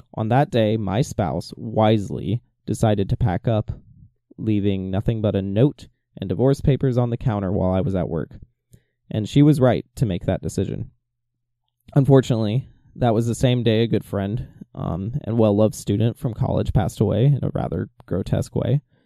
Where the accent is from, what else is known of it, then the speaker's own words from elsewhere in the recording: Atlanta, Georgia, United States; moved away as an adult; also born or lived in Spokane, Washington; I was homesick for my hometown of Atlanta